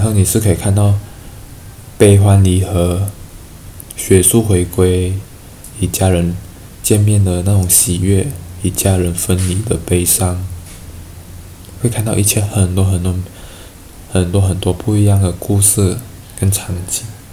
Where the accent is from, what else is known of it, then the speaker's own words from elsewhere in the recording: Malaysia; moved away as an adult; also born or lived in Taiwan; 我们马来西亚人的想法